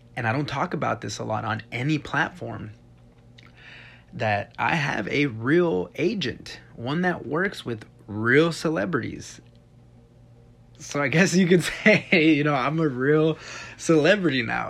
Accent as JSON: {"language": "English", "region": "Texas", "country": "United States", "moved": "yes", "said": "I'm from Texas"}